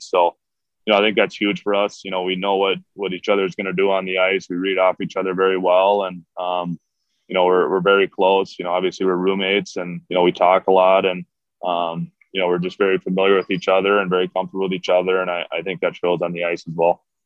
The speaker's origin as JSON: {"language": "English", "region": "Minnesota", "country": "United States", "tie": "born or raised there", "said": "growing up in Minnesota"}